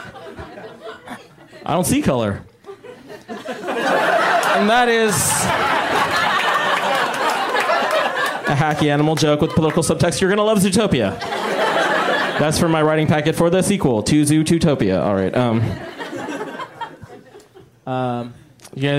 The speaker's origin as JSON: {"language": "English", "area": "Bay Area", "region": "California", "country": "United States", "said": "I'm from the Bay Area"}